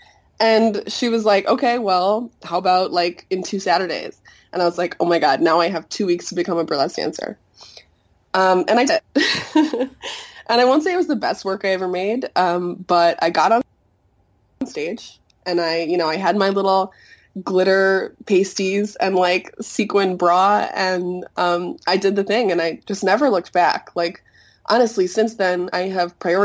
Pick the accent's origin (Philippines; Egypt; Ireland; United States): United States; Chicago, Illinois; moved away as an adult; also born or lived in Montreal, Canada; I grew up here in Chicago, and when I was 18, I moved to Canada for college